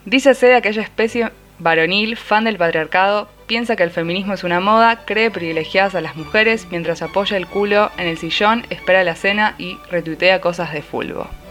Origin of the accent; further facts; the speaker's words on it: Quilmes, Buenos Aires Province, Argentina; yo soy de Quilmes